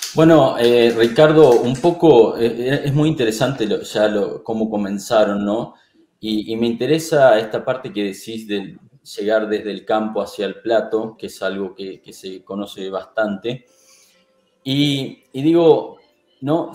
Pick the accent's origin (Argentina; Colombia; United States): Argentina; soy de Argentina